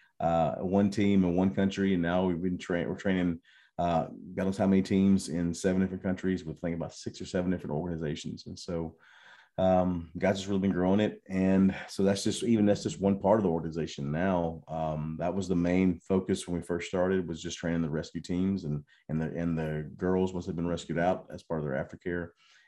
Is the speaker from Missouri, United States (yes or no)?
no; Mississippi, United States; now in Thailand; Yeah, I'm from Mississippi. My wife will not claim me from Mississippi.